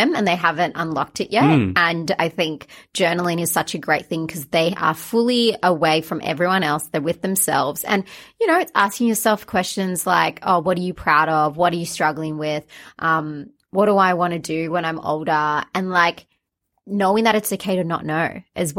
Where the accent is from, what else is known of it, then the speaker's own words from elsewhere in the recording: Australia; I'm Australian, Sri Lankan.